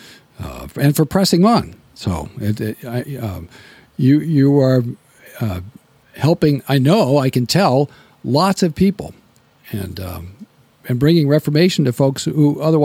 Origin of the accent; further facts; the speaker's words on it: United States; I'm an American